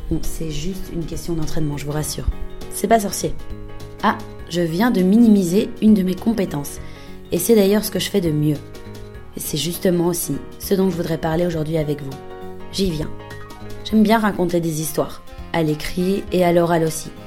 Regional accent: Belgium; now in Berlin, Germany; J'ai 26 ans, je suis belge et j'habite à Berlin.

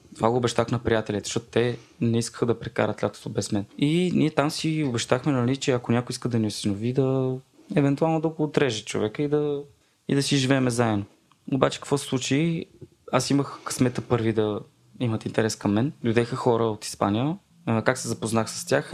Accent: Vratsa, Vratsa Province, Bulgaria; съм от Враца

